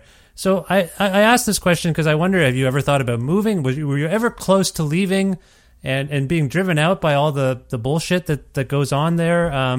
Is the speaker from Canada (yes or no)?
yes; Cambridge, Ontario, Canada; moved away as an adult; also born or lived in Guelph, Ontario; now in Edmonton, Canada; I grew up in Cambridge, Ontario, which is about a half an hour from Guelph, where I lived most of my life in Guelph.